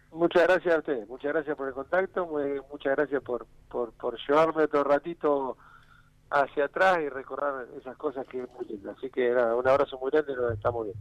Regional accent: Pigüé, Buenos Aires Province, Argentina; now in Trenque Lauquen, Argentina; yo soy nativo de Pihué y me siento de Pihué

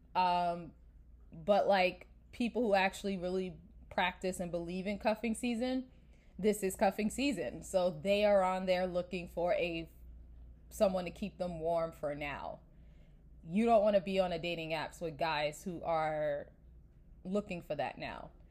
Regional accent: New York, United States; moved away as an adult; I'm from New York

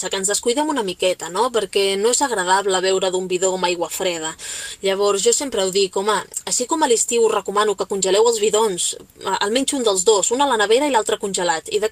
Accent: Catalonia, Spain; pues què t'he de dir jo si sóc catalana?

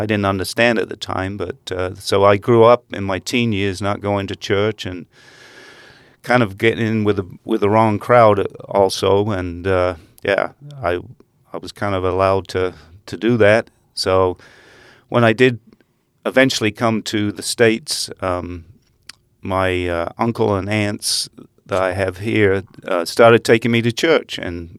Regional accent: England, United Kingdom; I did, and it's very strange.

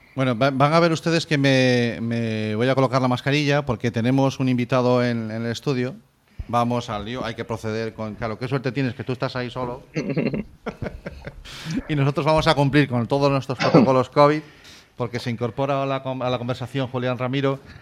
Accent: Galicia, Spain; como gallego que soy

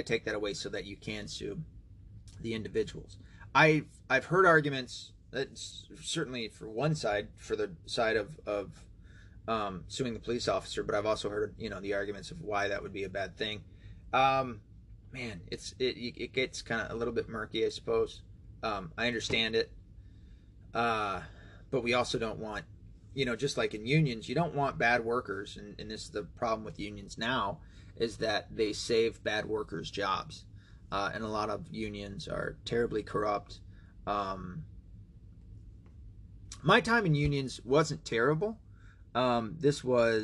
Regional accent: Tennessee, United States; moved away; my hometown, Tennessee. Hometown, home state

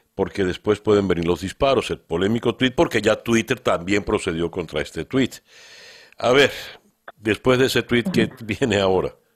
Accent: Venezuela; de esa división venimos los venezolanos. Y por todo lo que he vivido como venezolano

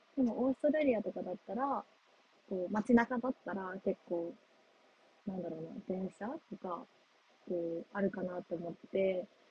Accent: Japan; moved away; also born or lived in United States; 日本に帰ってくる

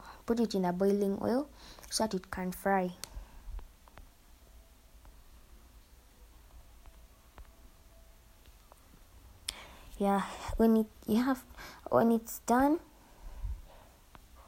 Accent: Uganda; I'm from Uganda.

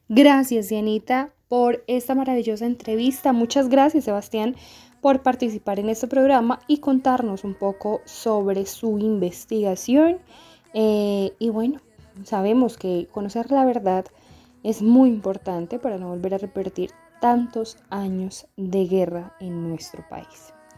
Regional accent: Sumapaz, Cundinamarca, Colombia; se ha vivido la guerra en nuestro territorio sumapaseño

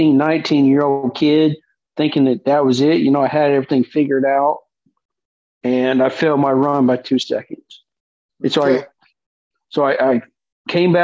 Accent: Enid, Oklahoma, United States; also born or lived in Woodward, Oklahoma; I grew up, I was born in Woodward, Oklahoma, which is Western Oklahoma, and my family moved to the Enid area in the 90s

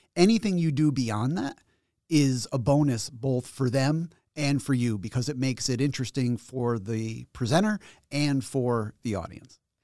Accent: Schenectady, New York, United States; I was born in Schenectady, and I grew up in Schenectady, and then I went to college in Schenectady, and now I work here in Albany.

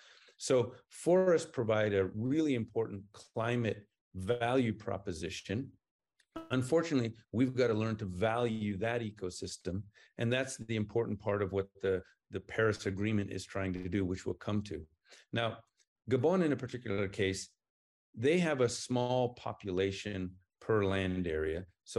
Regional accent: Papua New Guinea; accent: American; moved away; also born or lived in United States; I was raised in Papua New Guinea, and then I was sent to the U.S. to become educated and civilized. Jury's still out on both. And along the way, I picked up an American accent.

